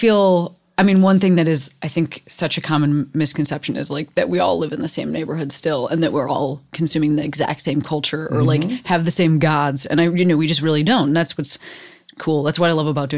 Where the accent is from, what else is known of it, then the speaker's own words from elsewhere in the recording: Chicago, Illinois, United States; I grew up in Chicago